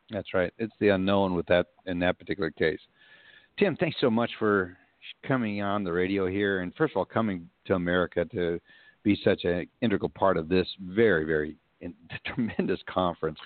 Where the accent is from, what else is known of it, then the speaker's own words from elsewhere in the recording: Texas, United States; being the gentleman we are from Texas